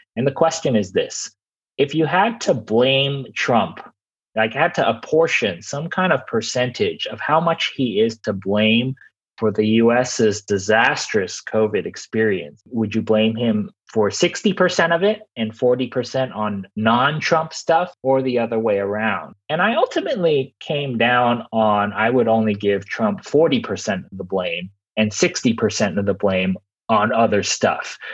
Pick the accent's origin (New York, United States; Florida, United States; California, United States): California, United States; Los Angeles; I'm from Los Angeles